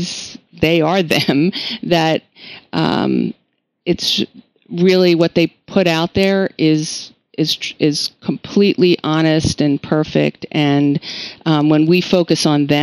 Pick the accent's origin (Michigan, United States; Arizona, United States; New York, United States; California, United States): New York, United States; I'm from New York